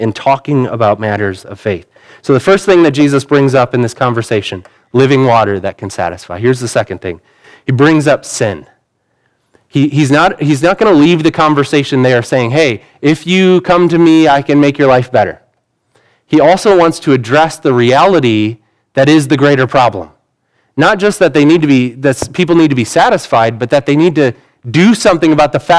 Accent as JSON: {"language": "English", "country": "United States", "said": "Most of us aren't fluent in other languages because we're American"}